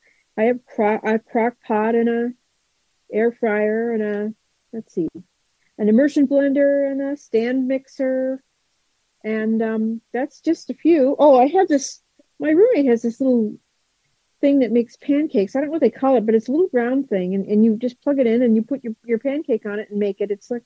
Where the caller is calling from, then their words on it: Kentucky, United States; I'm in Kentucky.